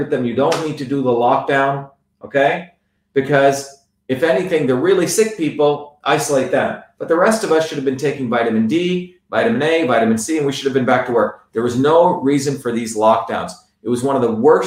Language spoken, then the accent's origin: English; India; now in United States; I grew up in India